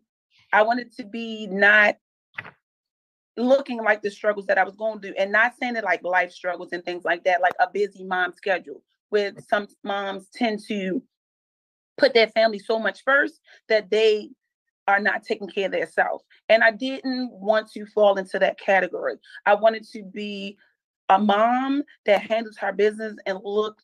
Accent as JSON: {"language": "English", "town": "Baltimore", "region": "Maryland", "country": "United States", "tie": "born or raised there", "said": "I am born and raised in Baltimore."}